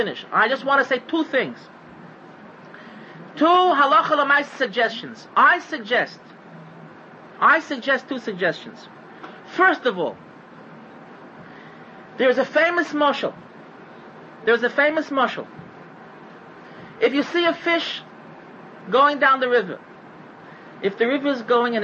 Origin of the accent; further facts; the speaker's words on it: United States; I'm an American